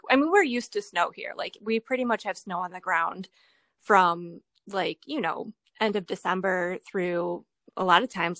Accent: Ohio, United States; I mean, you know, growing up in Ohio, winters are really bad in the Midwest.

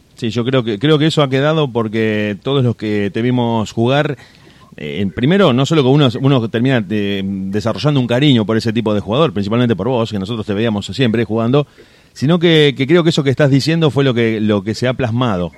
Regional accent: Argentina; uno como argentino

